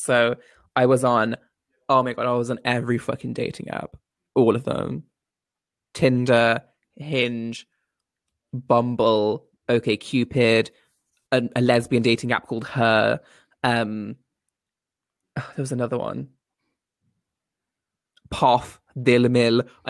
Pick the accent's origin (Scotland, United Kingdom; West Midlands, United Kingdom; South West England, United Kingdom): West Midlands, United Kingdom; Coventry; I'm from Coventry.